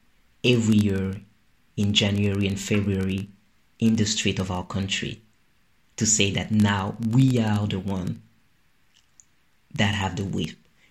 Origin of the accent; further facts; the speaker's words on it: Guadeloupe, France; So growing up in Guadeloupe, I didn't really engage with carnival except in school